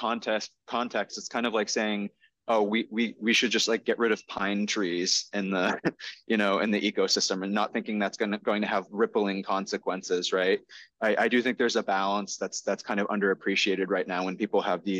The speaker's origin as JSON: {"language": "English", "town": "North Reading", "region": "Massachusetts", "country": "United States", "tie": "born or raised there", "lives_now": "Medford, United States", "said": "I grew up in North Reading"}